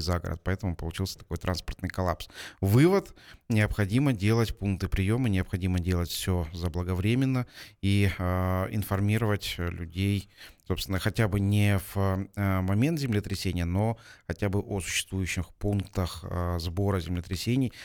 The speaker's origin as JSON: {"language": "Russian", "region": "Almaty", "country": "Kazakhstan", "said": "я алматинец уже в четвертом поколении, для нас, для алматинцев, такие землетрясения это, собственно, не в новинку."}